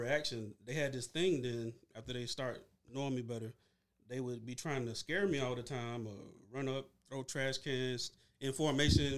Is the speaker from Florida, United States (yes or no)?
yes; Bartow, Florida, United States; moved away as an adult; also born or lived in England; I'm from Bartow